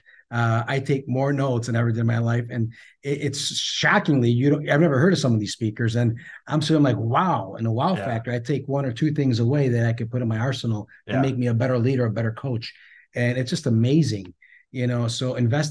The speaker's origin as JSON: {"language": "English", "country": "Greece", "moved": "yes", "said": "I'm from Greece"}